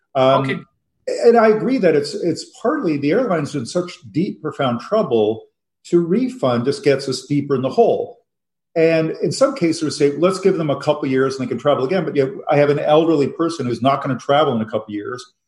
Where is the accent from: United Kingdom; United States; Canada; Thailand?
Canada; Toronto, Ontario; moved away as an adult; now in Montreal, Canada; I grew up in Toronto, lived in Montreal now for 20 years